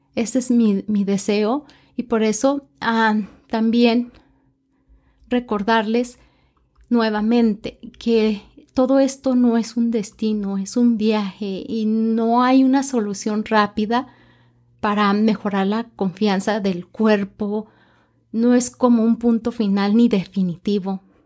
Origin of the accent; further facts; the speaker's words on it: Mexico; yo soy mexicana